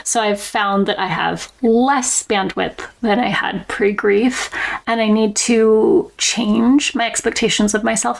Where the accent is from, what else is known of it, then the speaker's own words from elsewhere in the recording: Portland, Oregon, United States; So I was born and raised in Portland, Oregon, a big city, and I now live in a small town in southern Oregon near the California border